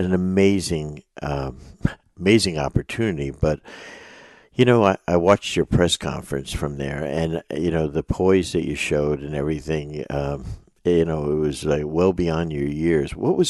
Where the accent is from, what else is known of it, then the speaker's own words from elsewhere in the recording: Yonkers, New York, United States; also born or lived in White Plains, New York; I was born in Yonkers, New York